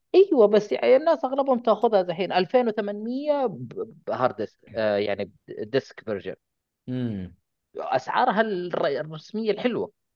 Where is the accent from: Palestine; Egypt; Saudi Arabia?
Saudi Arabia; عندنا في السعوديه